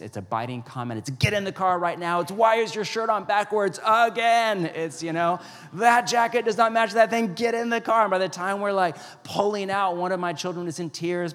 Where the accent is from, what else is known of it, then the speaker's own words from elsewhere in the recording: West Coast, United States; also born or lived in Pacific Northwest; I grew up on the West Coast